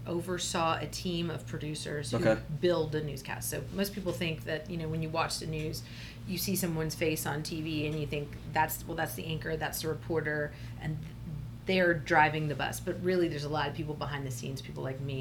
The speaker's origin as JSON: {"language": "English", "region": "South Texas", "country": "United States", "also_born_or_lived": "Short Pump, Virginia", "moved": "yes", "lives_now": "Richmond, United States", "said": "I'm originally from South Texas."}